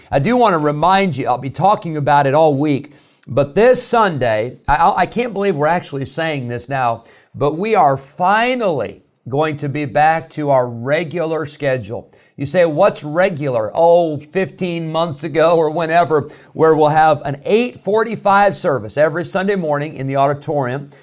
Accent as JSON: {"language": "English", "region": "Illinois", "country": "United States", "tie": "born or raised there", "moved": "yes", "said": "I grew up in Illinois, and I grew up in a great church"}